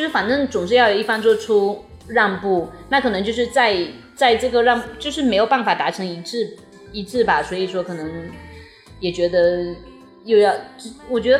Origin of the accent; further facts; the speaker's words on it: Fujian, China; 因为我们都是福建的嘛